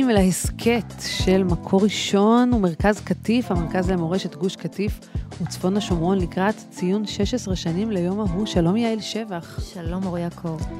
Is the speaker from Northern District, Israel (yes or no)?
no; Kfar Saba, Central District, Israel; אני גדלתי בכפר סבא